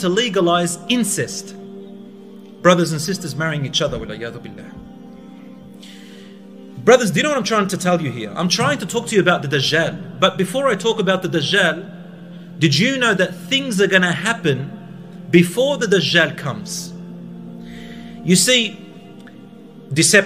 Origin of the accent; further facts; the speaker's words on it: Australia; I'm from Australia